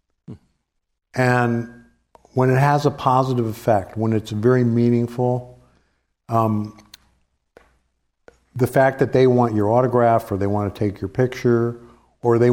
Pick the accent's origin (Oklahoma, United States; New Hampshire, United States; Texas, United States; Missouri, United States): Missouri, United States; St. Louis; I grew up in St. Louis